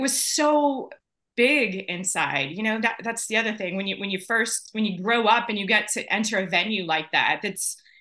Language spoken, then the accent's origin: English; Lake Jackson, Texas, United States; the first Buc-ee's was actually in my hometown. In Lake Jackson. So yeah, I grew up with Buc-ee's